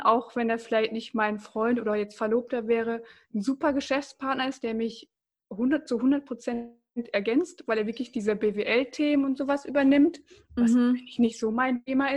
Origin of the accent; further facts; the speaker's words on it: Bocholt, North Rhine-Westphalia, Germany; ich komme aus Bocholt